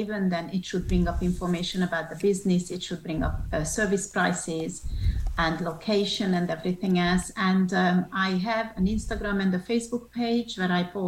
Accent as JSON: {"language": "English", "country": "Hungary", "also_born_or_lived": "Switzerland / France / England", "moved": "yes", "lives_now": "United States", "said": "I'm originally from Hungary. So I'm a Hungarian"}